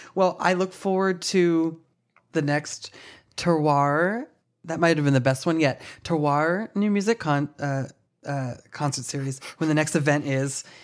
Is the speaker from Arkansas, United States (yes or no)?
no; Ohio, United States; now in New York City, United States; back in my hometown